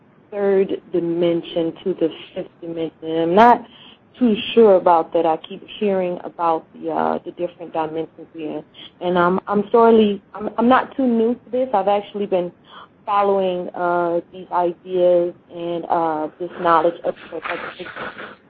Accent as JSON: {"language": "English", "region": "Georgia", "country": "United States", "said": "I'm actually from Georgia."}